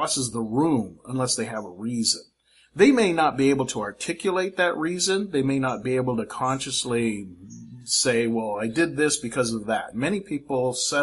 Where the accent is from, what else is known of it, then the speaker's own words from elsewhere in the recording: Fairfield, California, United States; moved away as an adult; now in Philippines; when I was a kid growing up in Fairfield, California